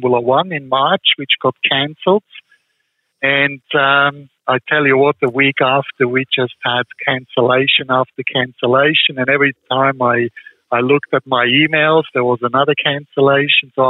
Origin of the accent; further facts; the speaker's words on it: Switzerland; moved away; the personal experiences I had growing up in Switzerland